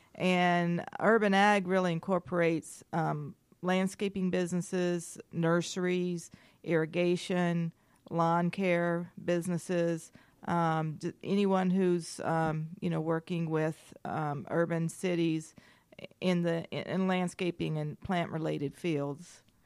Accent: Maryville, Tennessee, United States; moved away as an adult; also born or lived in Gainesville, Georgia / Huntsville, Alabama; now in Atlanta, United States; I grew up in Maryville, Tennessee for most of my life

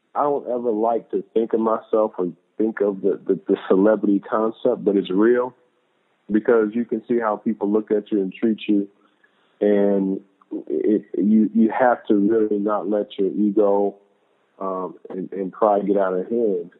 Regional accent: Louisville, Kentucky, United States; growing up in Louisville, Kentucky, we had a culture of faith in our family

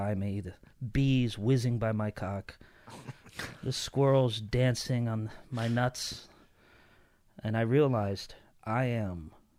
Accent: Connecticut, United States; now in Los Angeles, United States; I grew up in Connecticut

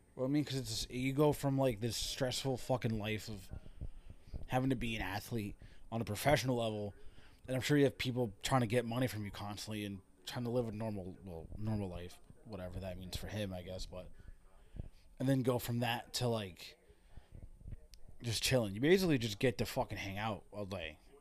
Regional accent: Connecticut, United States; I am from Connecticut

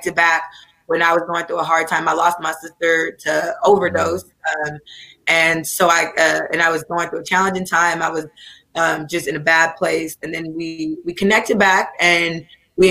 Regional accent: Oakland, California, United States; I grew up in Oakland. I'm from Oakland, California, Brookfield, East Oakland.

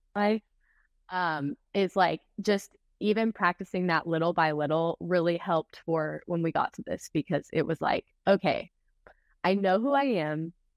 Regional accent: Texas, United States; ever since I have grown up in Texas

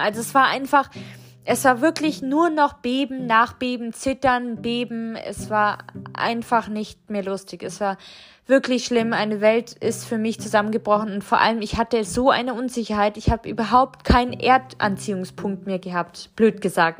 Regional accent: Germany; als Westliche, als Deutsche

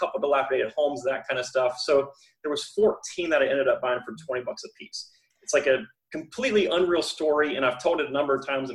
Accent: Florida, United States; I'm from Florida, born and raised here

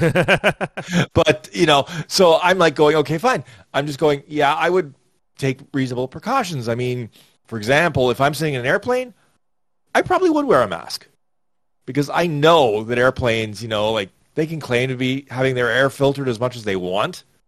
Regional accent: Toronto, Ontario, Canada; I'm from Toronto

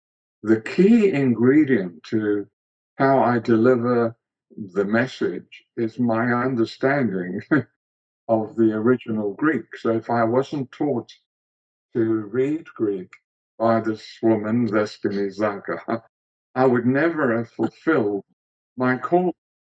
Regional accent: South Africa; Look, I was very sensitive to my environment, you know, unlike a lot of people. And because I was musical, for me, there was no apartheid.

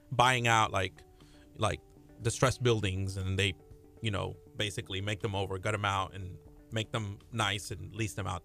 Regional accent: Peru; So um, I'm from Peru, and I was born in Peru

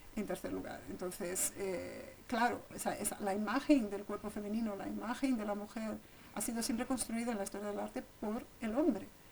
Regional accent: São Paulo, Brazil; moved away as an adult; now in Segovia, Spain; crecí ahí, salí de Sao Paulo con 30 años, pero estuve toda, toda mi infancia

